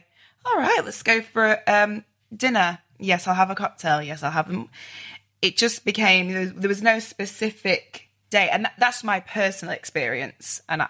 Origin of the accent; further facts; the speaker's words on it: Manchester, North West England, United Kingdom; now in London, United Kingdom; I'm from Manchester. And so when I moved to London